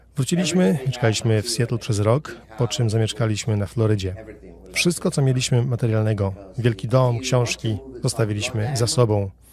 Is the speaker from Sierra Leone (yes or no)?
yes; Sierra Leone; moved away as an adult; also born or lived in Liberia; now in Florida, United States; Pochodzę z Afryki Zachodniej, Sierra Leone. Tam się urodziłem i dorastałem.